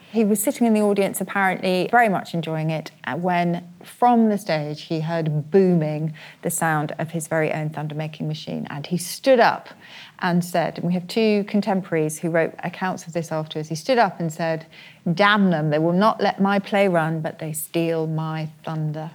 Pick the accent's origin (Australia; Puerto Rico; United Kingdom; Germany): United Kingdom; Oxford, South East England; That's my hometown.